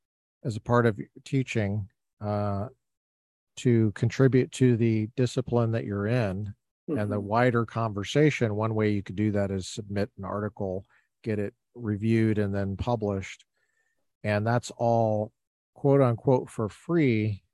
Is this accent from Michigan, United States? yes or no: no; Littleton, Colorado, United States; now in California, United States; I know Littleton very well because I am from Littleton.